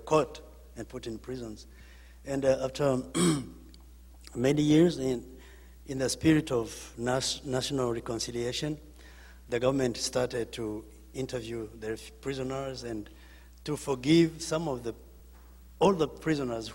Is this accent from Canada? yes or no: no; Rwanda; moved away; I'm from Rwanda